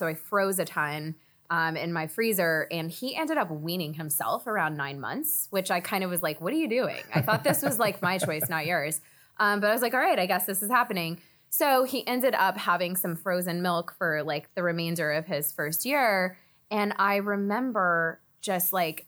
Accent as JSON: {"language": "English", "region": "Texas", "country": "United States", "tie": "born or raised there", "moved": "yes", "lives_now": "New York, United States", "said": "I grew up in Texas"}